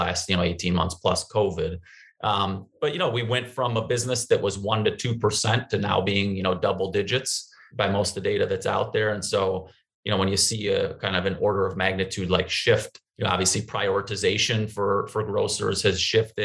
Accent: St. Paul, Minnesota, United States; also born or lived in Madison, Wisconsin; I did work in a public high school in my hometown of St. Paul for close to a year after graduating

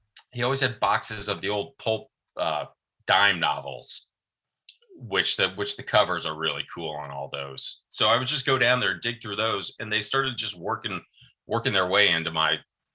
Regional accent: Arizona, United States; moved away as an adult; now in Washington, D.C., United States; I'm originally from Arizona, and we had moved from Arizona out to DC

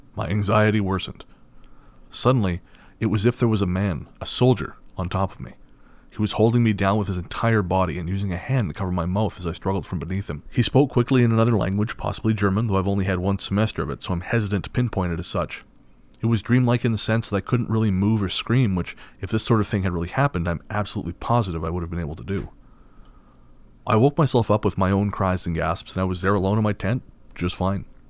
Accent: United Kingdom; as British people

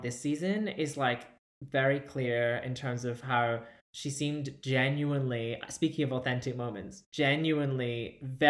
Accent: United Kingdom; as a British person

